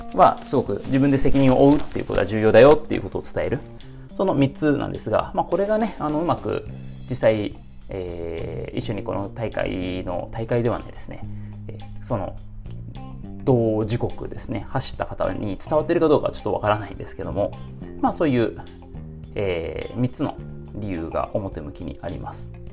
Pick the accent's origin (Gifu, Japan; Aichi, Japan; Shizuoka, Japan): Aichi, Japan; Nagoya; 出身が愛知県名古屋市なんですけども